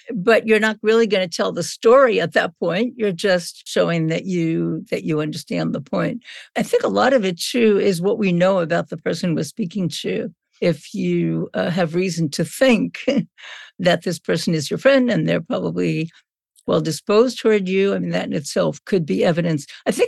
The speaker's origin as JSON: {"language": "English", "town": "Brooklyn", "region": "New York", "country": "United States", "said": "I'm from Brooklyn, so it's okay."}